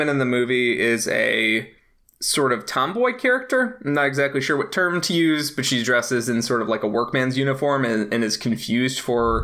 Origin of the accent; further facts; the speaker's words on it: United States; an American